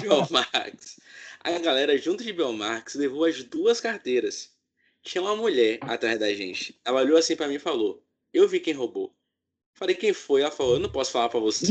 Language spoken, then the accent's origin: Portuguese; Salvador, Bahia, Brazil; Minha mãe foi em Salvador, porque eu nasci lá em Salvador